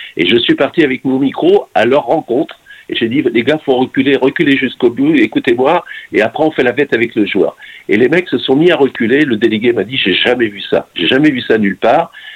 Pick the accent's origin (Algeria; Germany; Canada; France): France; Nantes, Pays de la Loire; je suis nantais pur jus